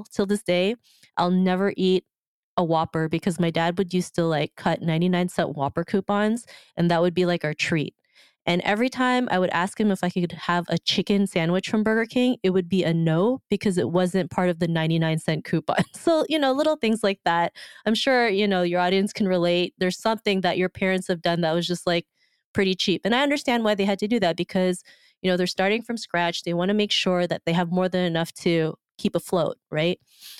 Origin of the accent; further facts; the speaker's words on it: Philippines; even though I am from the Philippines, I still didn't really know anybody.